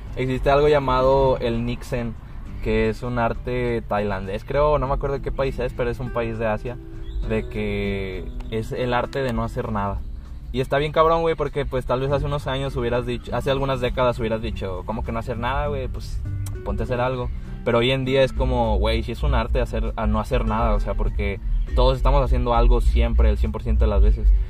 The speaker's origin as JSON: {"language": "Spanish", "country": "Mexico", "said": "yo soy de México"}